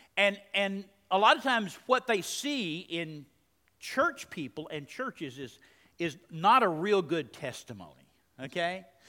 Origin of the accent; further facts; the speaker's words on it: Texas, United States; moved away as an adult; also born or lived in Maryland; a foreigner in Maryland. I'm from Texas